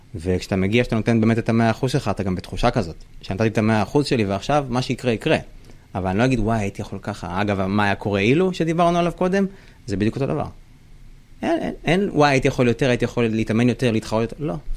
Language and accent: Hebrew; Israel; בתור ישראלי